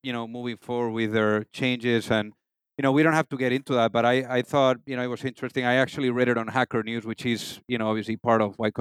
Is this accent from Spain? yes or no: yes; Madrid, Community of Madrid, Spain; moved away; From Spain, from Madrid.